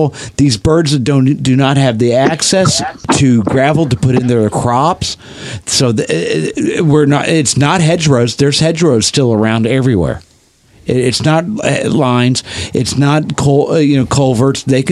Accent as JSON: {"language": "English", "region": "Midwest", "country": "United States", "tie": "born or raised there", "moved": "yes", "said": "I grew up in the Midwest where quail and pheasant were a dime a dozen."}